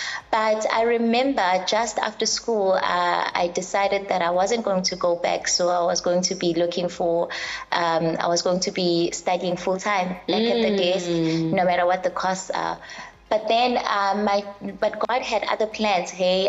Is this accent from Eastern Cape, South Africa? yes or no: no; Umlazi, KwaZulu-Natal, South Africa; I come from Emlazi, KwaQ.